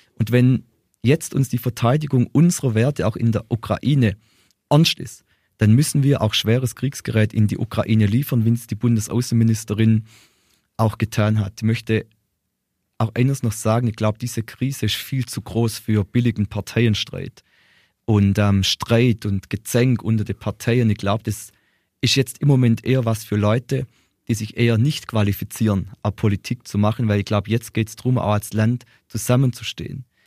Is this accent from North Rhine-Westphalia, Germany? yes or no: no; Ehingen, Baden-Württemberg, Germany; ich komme aus Ehingen, fast nicht ganz groß.